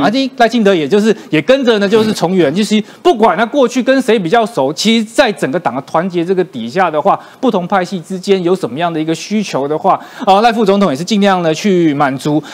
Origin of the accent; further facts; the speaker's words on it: Kaohsiung, Taiwan; 身为一个高雄人